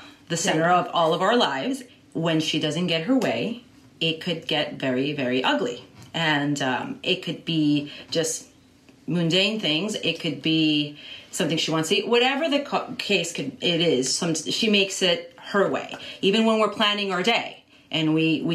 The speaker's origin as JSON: {"language": "English", "country": "Ecuador", "tie": "born or raised there", "moved": "yes", "said": "I was raised in Ecuador"}